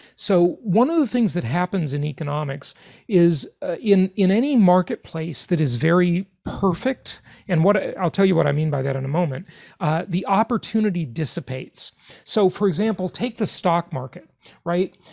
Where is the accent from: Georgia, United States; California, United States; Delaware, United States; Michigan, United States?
California, United States; Los Angeles; I grew up in Los Angeles, California